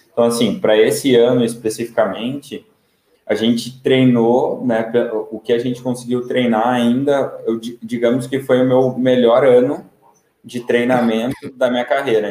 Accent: Sapiranga, Rio Grande do Sul, Brazil; moved away as an adult; also born or lived in Porto Alegre; now in Praia Grande, Brazil; sou de, de Sapiranga, né, no Rio Grande do Sul

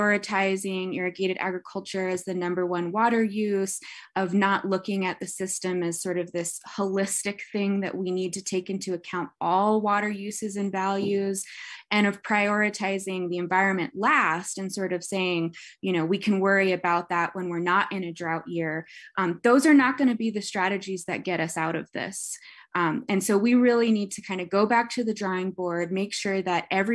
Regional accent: El Paso, Texas, United States; now in Albuquerque, United States; I grew up in El Paso, so south of Elephant Butte Reservoir

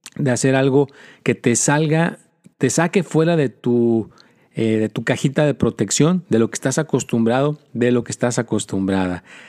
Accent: Mexico; also born or lived in United States; soy americano y soy mexicano

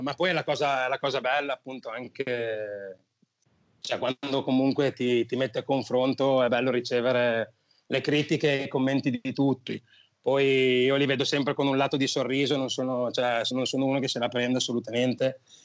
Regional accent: Mantua, Lombardy, Italy

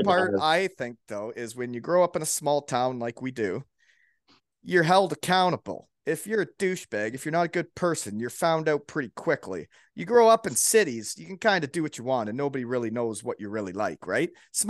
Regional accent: Elmira, Ontario, Canada; he played junior B against me when I was in Elmira.

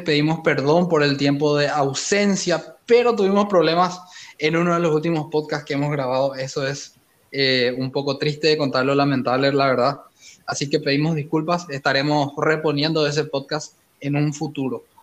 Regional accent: Paraguay; Roberto Palermo y yo somos de Paraguay

